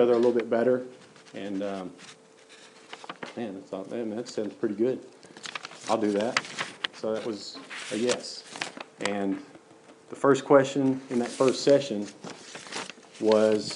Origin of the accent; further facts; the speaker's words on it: Hurricane Mills, Tennessee, United States; So I grew up in Hurricane Mills. That's close to Waverly, which is close to Dixon, close to Nashville. So Middle Tennessee, homegrown